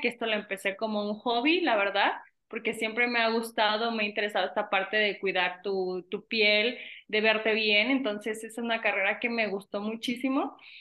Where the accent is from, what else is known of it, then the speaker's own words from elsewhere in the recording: Venustiano Carranza, Michoacán, Mexico; soy de Venustiano Carranza, un pequeño pueblo de aquí de Michoacán